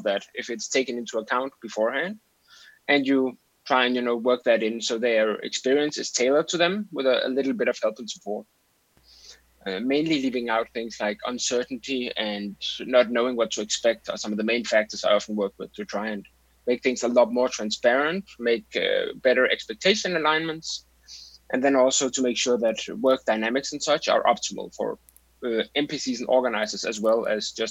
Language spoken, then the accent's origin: English; Denmark; from Denmark, 34 years old.